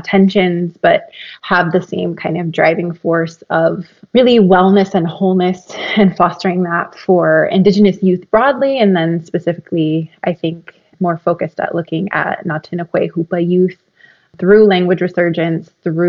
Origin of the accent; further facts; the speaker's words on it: Hoopa, California, United States; also born or lived in Shinnecock Indian Nation, Long Island, New York; I introduced myself in Natinehue Mechamehue, which is the Hoopa language. And so I am from Hoopa. And I'm also from Shinnecock, the Shinnecock Indian Nation in what is now known as Long Island, New York. So those are my two kind of communities.